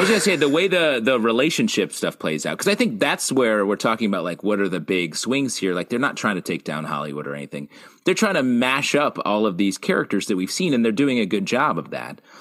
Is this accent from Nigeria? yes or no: no; Canada; I'm Canadian